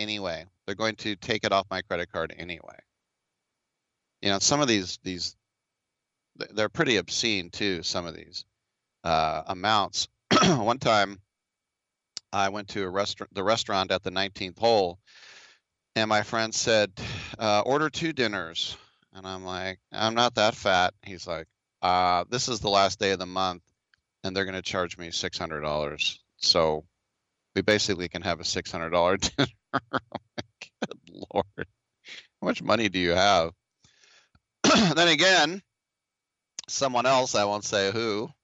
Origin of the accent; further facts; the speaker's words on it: United States; my home country